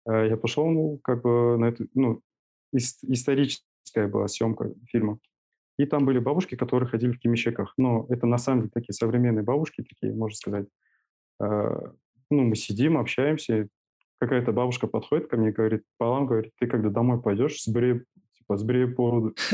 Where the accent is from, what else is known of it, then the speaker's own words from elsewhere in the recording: Almaty, Kazakhstan; Я а, коренной алматинец